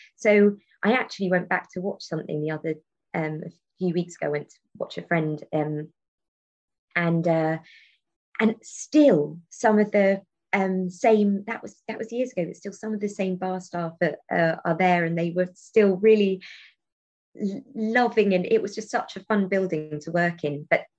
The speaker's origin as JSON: {"language": "English", "town": "Taunton", "region": "South West England", "country": "United Kingdom", "tie": "born or raised there", "said": "It's really funny because growing up in Taunton, there is a theatre in Taunton called The Brew House. But it's, you know, and not a lot of things were taught at Taunton."}